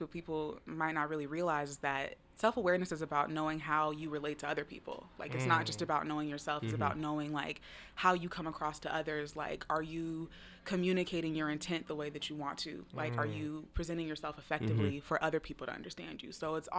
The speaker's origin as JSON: {"language": "English", "town": "Seattle", "region": "Washington", "country": "United States", "tie": "born or raised there", "said": "I was born and raised in Seattle."}